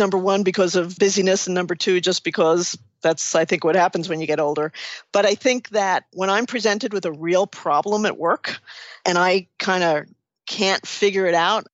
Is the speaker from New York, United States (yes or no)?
yes; New York City, New York, United States; I'm from New York City